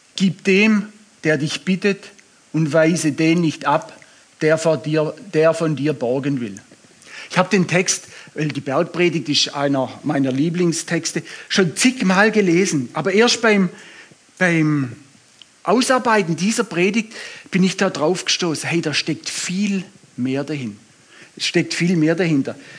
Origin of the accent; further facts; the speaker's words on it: Swabia, Germany; ich bin Schwabe